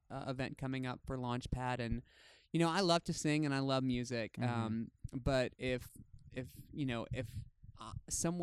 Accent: Tennessee, United States; now in California, United States; I wasn't growing up in Tennessee

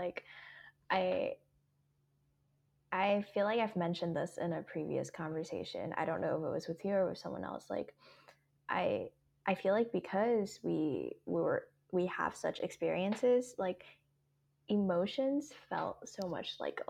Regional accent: Hong Kong; English is a second language; my background with English is that I grew up in Hong Kong. I learned English in kindergarten and all the way up.

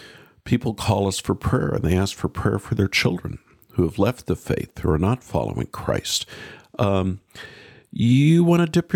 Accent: United States; I'm an American.

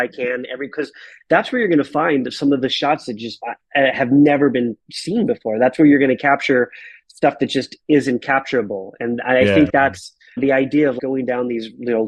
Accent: Marana, Arizona, United States; also born or lived in Tucson, Arizona; a kid from Marana, Arizona that grew up basically in a trailer park

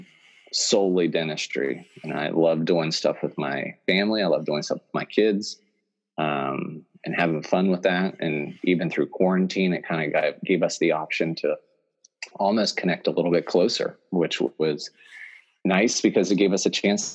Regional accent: West Virginia, United States; moved away as an adult; now in Pennsylvania, United States; I'm originally from West Virginia. I'm born and raised there, did all my schooling there. Moved to Pennsylvania about 10 years ago

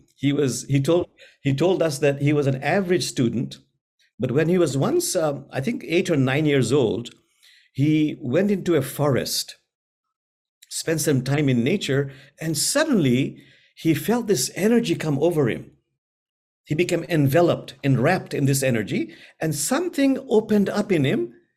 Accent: Bangladesh; I'm from Bangladesh

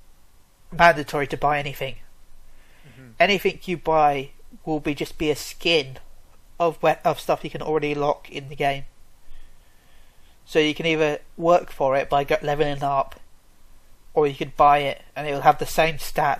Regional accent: United Kingdom; we, as British people, as the British ambassador now

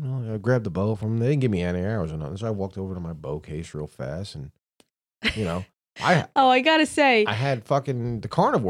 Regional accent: New York City, New York, United States; I'm from New York City. I have learned to mind my own business better than anyone on this fucking planet.

